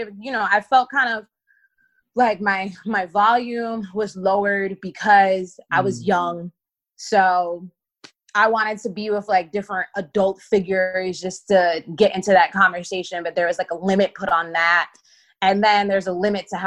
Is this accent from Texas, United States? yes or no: no; Spring Valley, New York, United States; I grew up in Rockland County, which is about 45 minutes to an hour outside of the city in Spring Valley